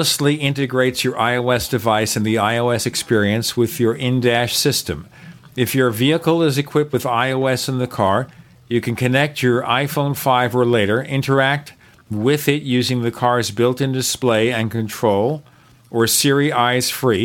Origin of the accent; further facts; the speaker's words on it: New York City, New York, United States; moved away; I am from Brooklyn, but I haven't been to Brooklyn. Well, you know, the neighborhood I grew up in, you don't want to be there, was a combat zone